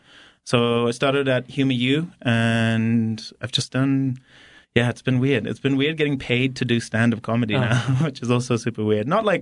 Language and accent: English; Harare, Zimbabwe; moved away as an adult; now in United States; So I'm from Harare, Zimbabwe, actually. Grew up, was born and raised there.